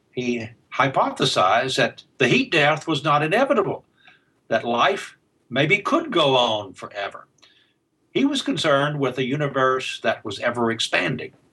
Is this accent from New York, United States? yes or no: no; Alabama, United States; accent: Southern; I, well, I was um, in, raised in uh, rural Alabama, um, there's still a remnant, at least, of my southern accent in the way I speak English.